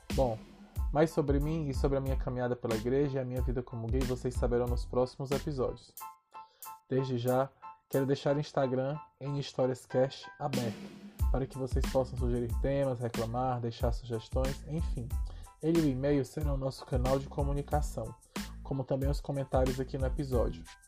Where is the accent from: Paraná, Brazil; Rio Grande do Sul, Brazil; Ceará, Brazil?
Ceará, Brazil; also born or lived in Caucaia, Ceará; nascido e criado no Ceará